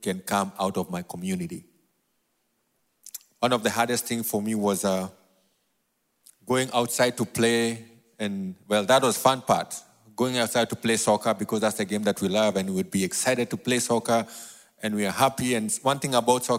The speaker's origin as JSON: {"language": "English", "region": "Nairobi", "country": "Kenya", "tie": "born or raised there", "accent": "New York", "said": "I was born and raised in a place called Mathare, all the way in Nairobi, Kenya."}